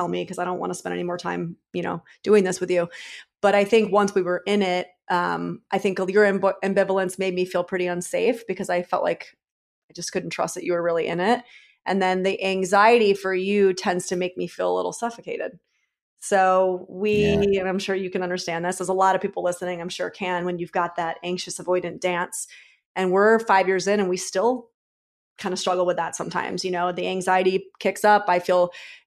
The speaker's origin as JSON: {"language": "English", "region": "New York", "country": "United States", "said": "I'm a New Yorker"}